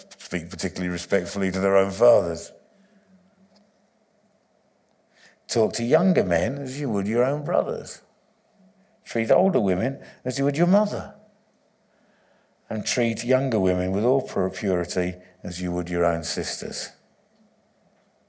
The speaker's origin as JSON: {"language": "English", "region": "England", "country": "United Kingdom", "tie": "born or raised there", "said": "I was born in England, but my identity is not English"}